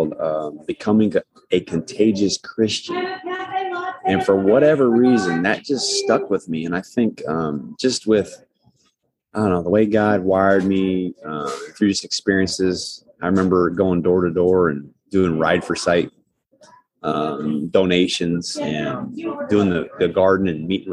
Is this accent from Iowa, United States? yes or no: yes; Humboldt, Iowa, United States; moved away as an adult; now in Kansas City, United States; I'm from Humboldt, Iowa